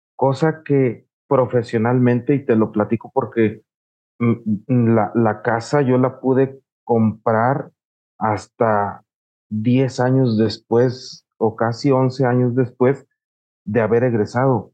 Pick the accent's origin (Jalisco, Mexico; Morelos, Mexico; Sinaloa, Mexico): Morelos, Mexico; nosotros somos morelenses, ¿no? Del estado de Morelos